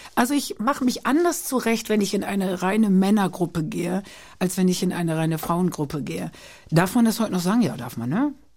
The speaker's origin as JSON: {"language": "German", "town": "Köhlen", "region": "Lower Saxony", "country": "Germany", "tie": "born or raised there", "said": "geboren bin ich als Niedersächsin"}